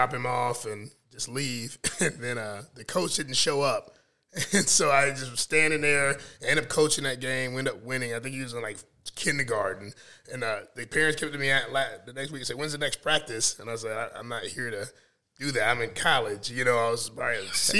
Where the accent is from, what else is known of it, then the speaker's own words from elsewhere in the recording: North Carolina, United States; also born or lived in North Omaha, Nebraska; now in Omaha, United States; I grew up in North Carolina